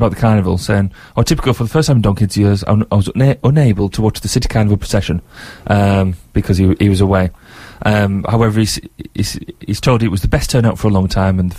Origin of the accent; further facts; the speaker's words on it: United Kingdom; Despite being British